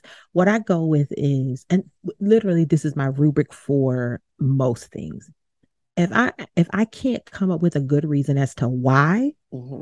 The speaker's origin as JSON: {"language": "English", "town": "Baton Rouge", "region": "Louisiana", "country": "United States", "tie": "born or raised there", "moved": "yes", "said": "I'm originally from Baton Rouge, Louisiana, so I always refer back to that as home."}